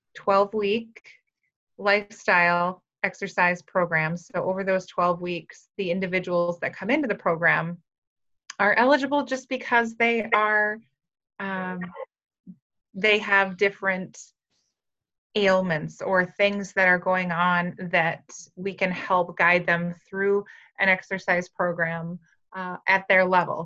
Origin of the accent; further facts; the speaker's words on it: Frazee, Minnesota, United States; moved away as an adult; now in Fargo, United States; I grew up in Frazee, Minnesota